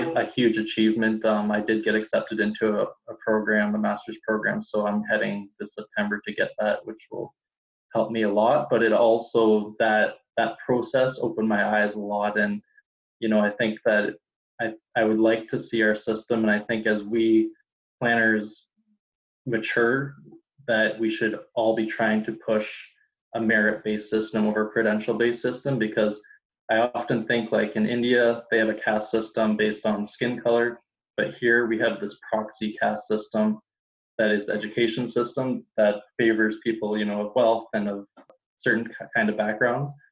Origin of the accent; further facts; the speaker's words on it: Toronto, Ontario, Canada; I'm from Toronto, Canada